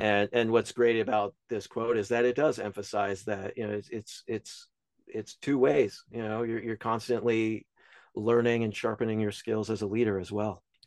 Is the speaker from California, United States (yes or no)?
no; Albemarle, North Carolina, United States; moved away; from Albemarle, North Carolina, where I originally came from.